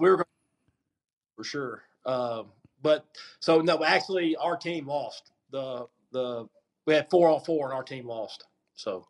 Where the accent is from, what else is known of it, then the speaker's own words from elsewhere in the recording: Mississippi, United States; I had to go speak down there on the coast for one of my hometown deal